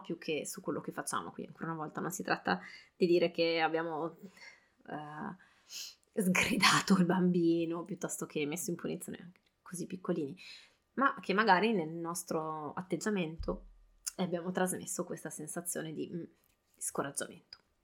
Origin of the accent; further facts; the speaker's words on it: Italy; now in France; noi, eh, genitori siamo entrambi italiani, a casa parliamo italiano